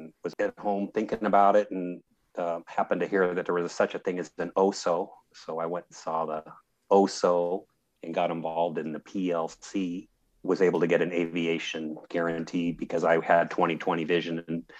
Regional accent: Portland, Oregon, United States; also born or lived in Memphis, Tennessee; now in Olive Branch, United States; I grew up in Portland, Oregon, and out next to the airport there, PDX, there's the Columbia River is right to the north.

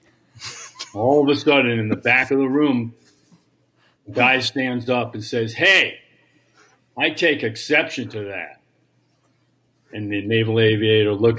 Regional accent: New York, United States; accent: New York; I'm from New York

